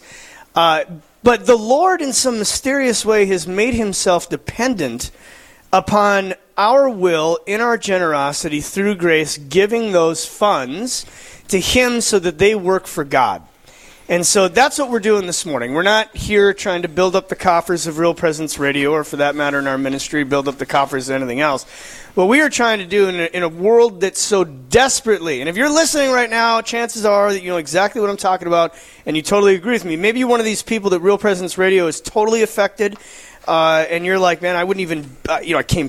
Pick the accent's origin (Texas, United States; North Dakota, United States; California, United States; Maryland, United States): North Dakota, United States; Fargo; I'm actually from Fargo.